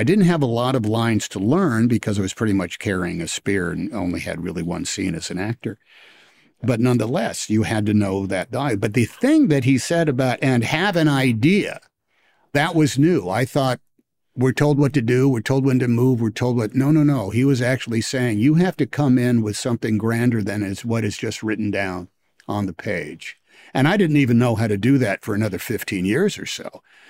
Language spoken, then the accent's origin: English; Oakland, California, United States; I didn't go to New York City. I was from Oakland, for goodness sake.